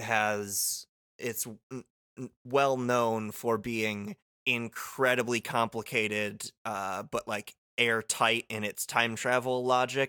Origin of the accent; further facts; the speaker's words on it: Muskegon, Michigan, United States; moved away as an adult; now in Winnipeg, Canada; my hometown of Muskegon